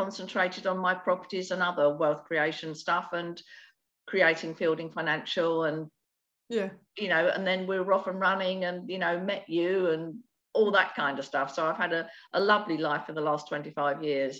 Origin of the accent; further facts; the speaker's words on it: London, United Kingdom; now in Sussex, United Kingdom; I was born in the East End of London with absolutely no money and no support and nothing, with a toilet that was down the end of a concrete yard.